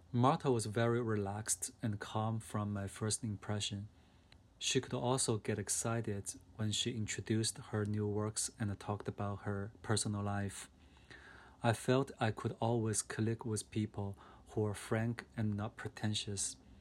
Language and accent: English; China; I was born and raised up in China in a working class family.